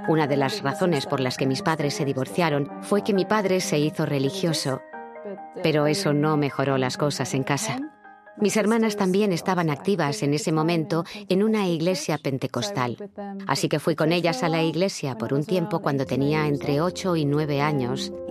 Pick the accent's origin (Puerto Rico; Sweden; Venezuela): Sweden; Malmö, Skåne; born there; mis padres son de Chile, se unieron en Suecia y luego llegué yo, que nací en Malmo.